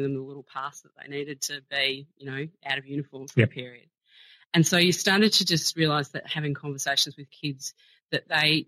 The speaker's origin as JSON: {"language": "English", "area": "South Gippsland", "region": "country Victoria", "country": "Australia", "tie": "born or raised there", "said": "I grew up in country Victoria, so I'm from South Gippsland."}